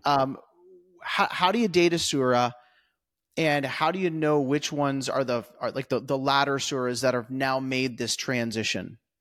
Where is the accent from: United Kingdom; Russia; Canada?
Canada; moved away as an adult; now in Kentucky, United States; I'm a Canadian living in the U S